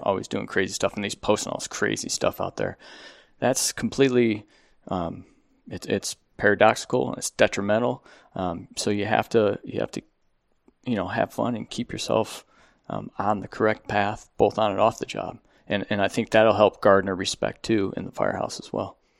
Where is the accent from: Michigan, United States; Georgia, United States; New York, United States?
New York, United States; Buffalo; moved away as an adult; now in Phoenix, United States; I'm from Buffalo, New York.